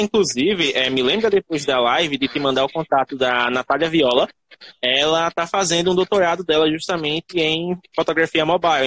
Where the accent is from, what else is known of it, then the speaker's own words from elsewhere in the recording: Northeast Region, Brazil; sou do Nordeste